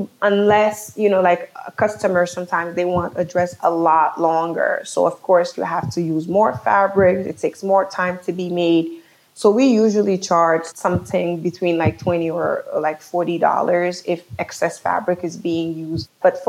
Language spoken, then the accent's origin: English; New York City, New York, United States; also born or lived in Haiti; being born in Haiti and growing up in New York City.